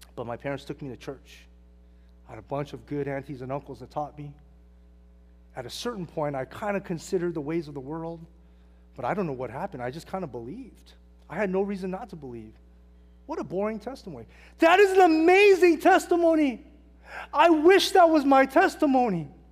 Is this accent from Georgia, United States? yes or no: no; Hacienda Heights, California, United States; I grew up in Hacienda Heights, California, Wilson High School